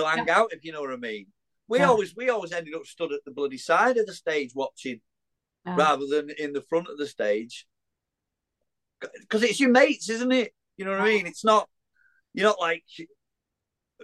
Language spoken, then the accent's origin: English; Widnes, North West England, United Kingdom; I had to be in bloody Widnes. It's my hometown